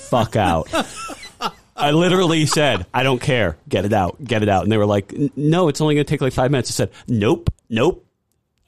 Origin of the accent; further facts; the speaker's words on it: Longmeadow, Massachusetts, United States; I'm from Longmeadow too